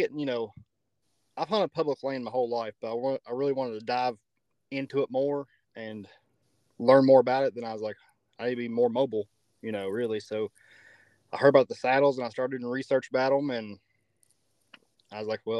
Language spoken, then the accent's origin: English; Wytheville, Virginia, United States; born or raised there; also born or lived in Utah